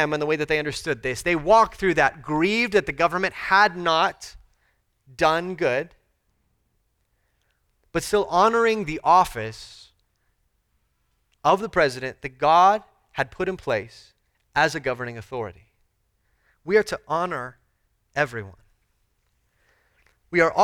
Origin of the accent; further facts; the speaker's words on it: United States; We have a unique kind of push and pull as American citizens